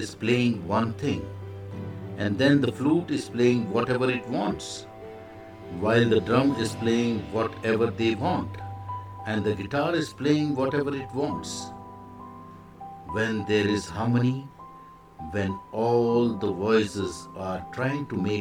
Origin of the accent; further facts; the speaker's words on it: India; I am the Indian monk.